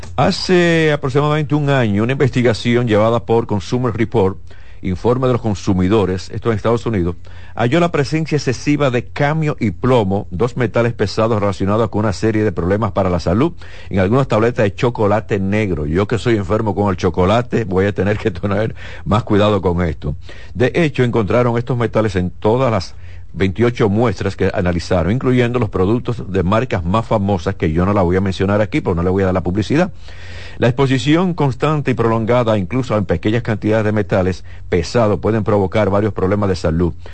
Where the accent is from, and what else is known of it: Dominican Republic